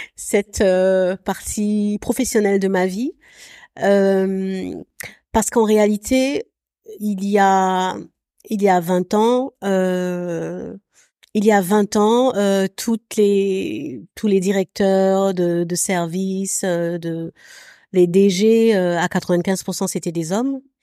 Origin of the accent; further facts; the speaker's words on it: Abidjan, Côte d’Ivoire; also born or lived in France; J'ai grandi à Abidjan. Mon cu, cursus scolaire classique, il s'est fait à, à Abidjan